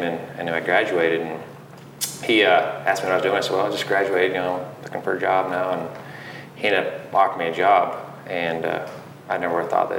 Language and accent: English; Big Piney, Wyoming, United States; also born or lived in Riverton, United States / Laramie, United States; It's a great place to grow up. It was, you know, small town, just population 1,000 there, but went to school there, grew up there, ended up going to Central Wyoming College in Riverton, and then ended up going to Laramie